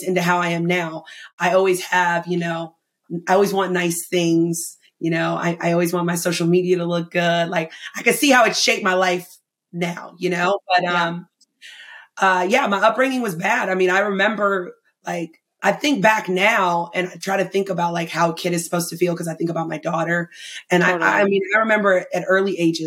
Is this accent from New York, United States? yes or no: no; Asheville, North Carolina, United States; moved away; I lived in Asheville, North Carolina